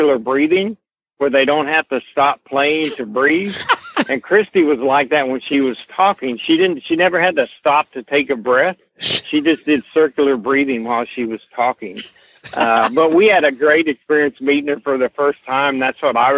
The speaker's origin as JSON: {"language": "English", "region": "the South", "country": "United States", "tie": "born or raised there", "said": "I was born and raised in the South."}